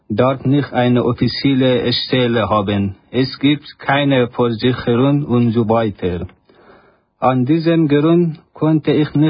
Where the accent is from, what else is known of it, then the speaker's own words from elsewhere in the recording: Afghanistan; German is a second language; now in Switzerland; ich komme aus Afghanistan. Seit zwei Jahren bin ich in der Schweiz.